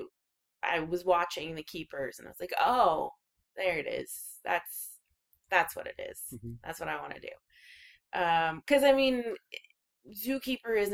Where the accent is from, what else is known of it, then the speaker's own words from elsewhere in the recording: Spokane, Washington, United States; I grew up in Spokane, Washington.